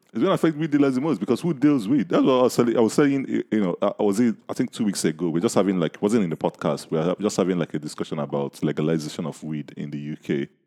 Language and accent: English; Nigeria; accent: Nigerian; my Nigerian accent